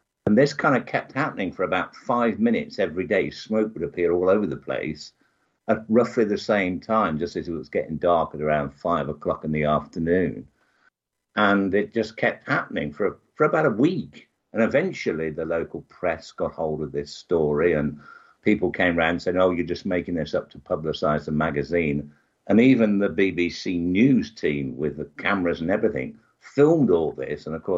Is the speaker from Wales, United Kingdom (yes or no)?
no; Birmingham, West Midlands, United Kingdom; Birmingham, which is smack bang in the middle of England.